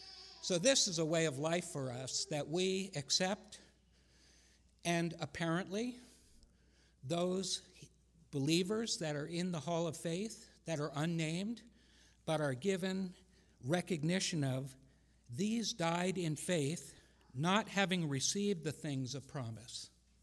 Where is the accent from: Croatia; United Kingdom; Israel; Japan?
Japan; I never really liked being pointed at all the time when I was growing up in Japan and them saying, "Oh, gaijin da, you're never going to be one of us, you're one of them."